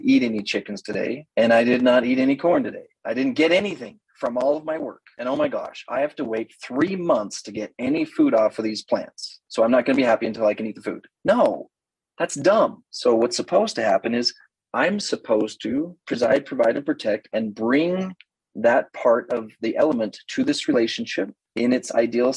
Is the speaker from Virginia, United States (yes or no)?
no; Idaho, United States; I'm from Idaho, a little bit of a knuckle dragger, wrestled seriously through high school